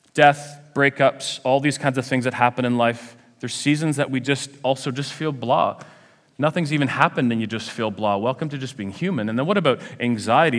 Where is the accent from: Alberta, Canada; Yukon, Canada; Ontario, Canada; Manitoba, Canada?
Ontario, Canada; Ajax; I come from Ajax